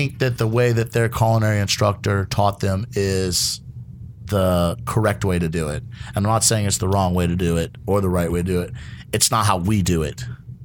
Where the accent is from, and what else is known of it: United States